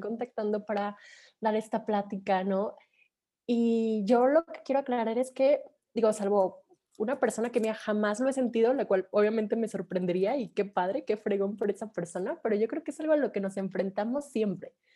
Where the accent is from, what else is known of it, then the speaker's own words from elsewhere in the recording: Mexico; soy de México